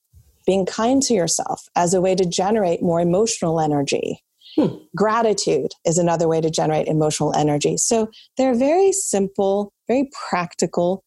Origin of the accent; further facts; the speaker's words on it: France; moved away; I was actually born and raised in France.